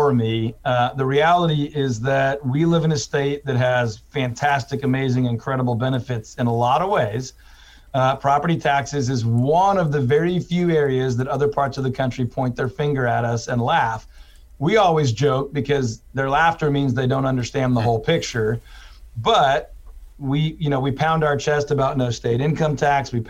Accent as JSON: {"language": "English", "town": "Houston", "region": "Texas", "country": "United States", "also_born_or_lived": "Waco", "said": "I'm originally from Houston. I went to school in Waco."}